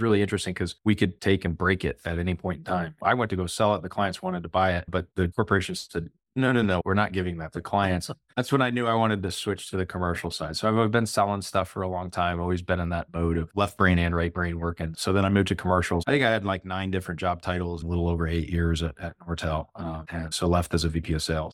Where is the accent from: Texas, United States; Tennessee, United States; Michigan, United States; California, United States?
Texas, United States; Plano; also born or lived in Norwalk, Connecticut / St. Louis, Missouri; now in Dallas, United States; I was born in Norwalk, Connecticut, lived there for first eight or so years of my life, lived a couple years in Saint Louis, and then moved to Plano, Texas, back when it was pretty tiny. and grew up in the public school system